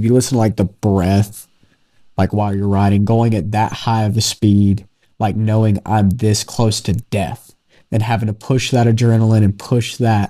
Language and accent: English; North Carolina, United States; We're from North Carolina.